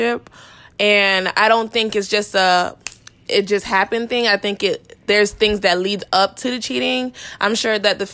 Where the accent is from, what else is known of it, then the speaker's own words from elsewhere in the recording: Fort Lauderdale, Florida, United States; I'm from down south, Lauderdale.